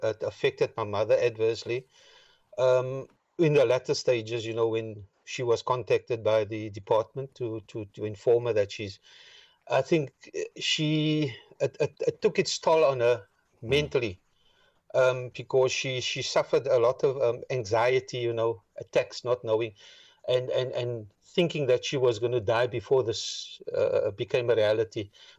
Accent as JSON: {"language": "English", "town": "Cape Town", "region": "Western Cape", "country": "South Africa", "tie": "born there", "said": "I was born in District 6, yeah."}